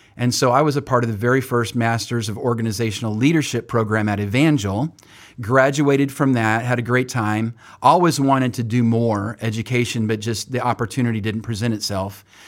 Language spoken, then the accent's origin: English; Oildale, California, United States; moved away as an adult; now in Springfield, United States; born and raised in Bakersfield, California, and actually not even Bakersfield, but Oildale, which is just north of Bakersfield